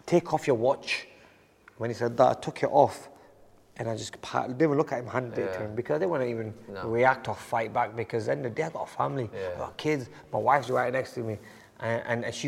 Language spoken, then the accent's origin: English; Bolton, North West England, United Kingdom; Growing up in Bolton